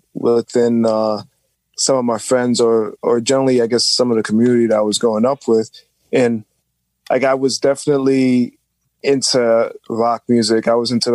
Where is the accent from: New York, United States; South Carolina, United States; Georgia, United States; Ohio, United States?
New York, United States; New York City; I grew up in New York City all my life